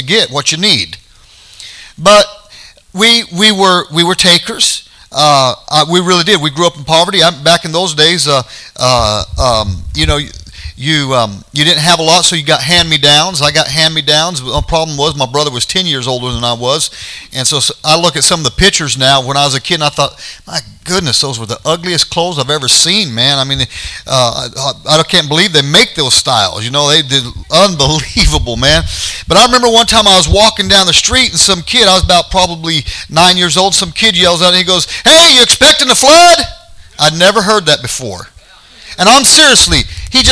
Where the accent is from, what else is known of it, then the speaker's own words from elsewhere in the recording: United States; as an American